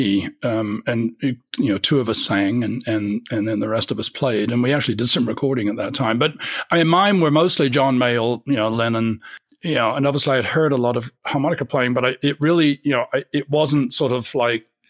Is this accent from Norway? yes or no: no; Kingston upon Thames, London, United Kingdom; moved away; also born or lived in Winchester / Cambridge; I was born in South London, Kingston, and lived most of my first 19 years in the south of England